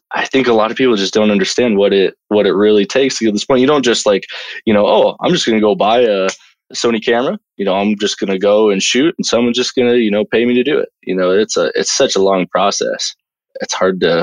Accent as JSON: {"language": "English", "town": "Bozeman", "region": "Montana", "country": "United States", "tie": "born or raised there", "said": "I'm from Bozeman, Montana, born and raised."}